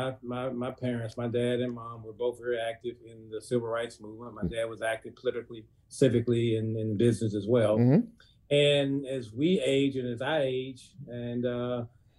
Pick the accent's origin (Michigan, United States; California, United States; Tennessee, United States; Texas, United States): Tennessee, United States; Memphis; I did grow up and lived on Mississippi Boulevard, which runs through the heart of South Memphis